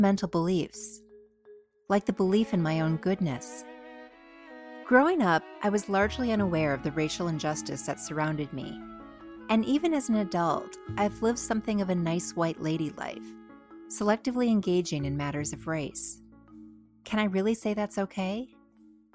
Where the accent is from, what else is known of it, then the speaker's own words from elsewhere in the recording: Minnesota suburbs, United States; my childhood home state, Minnesota, in the city, Minneapolis